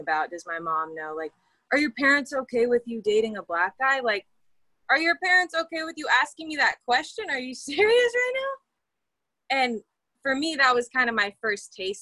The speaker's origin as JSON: {"language": "English", "region": "California", "country": "United States", "said": "I'm from California"}